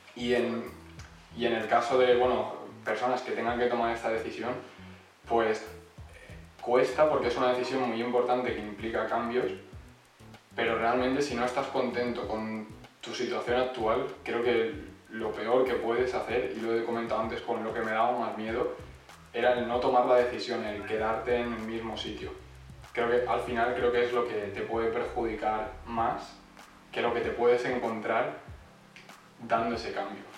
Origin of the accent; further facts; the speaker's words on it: Elche, Valencian Community, Spain; moved away as an adult; now in Switzerland; soy de Elche, aunque fui a Valencia a estudiar